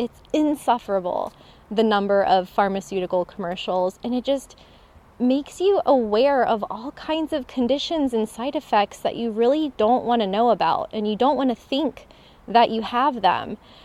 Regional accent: a small town in Florida, United States; moved away as an adult; also born or lived in North Carolina; growing up, I mean, I never took public transportation. I was from a small town in Florida

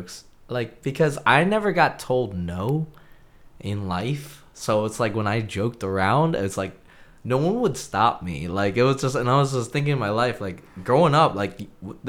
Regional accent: Lansdale, Pennsylvania, United States; also born or lived in Seattle, Washington / Bloomsburg, Pennsylvania / Conshohocken, Pennsylvania; Then I came to North Wales or Lansdale area, and I was there almost all my life

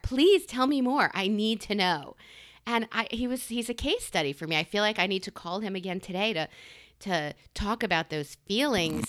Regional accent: New York, United States; I'm a New Yorker

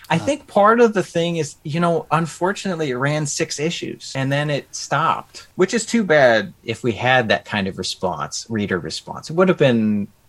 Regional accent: Midwest, United States; You know, growing up in the Midwest, it's interesting seeing those old Victorian mansions and stuff.

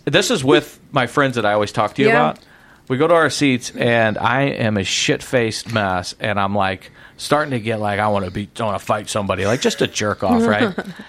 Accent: Illinois, United States; I'm from Illinois

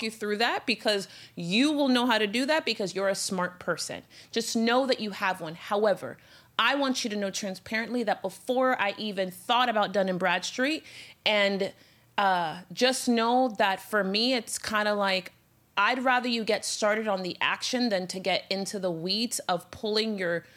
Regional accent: Miami, Florida, United States; I'm from Miami

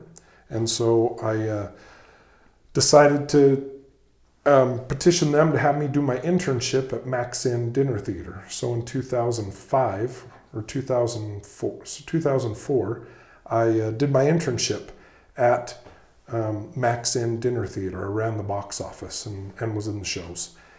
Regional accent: West Jordan, Utah, United States; I grew up down in West Jordan, Utah, attending Desert Star Playhouse

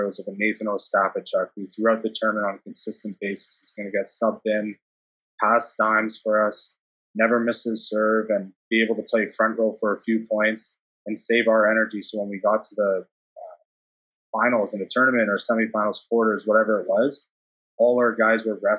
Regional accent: Brooklin, Ontario, Canada; moved away as an adult; also born or lived in Germany; I grew up in Brooklyn. And the elementary school I went to, in terms of Ontario, especially Durham

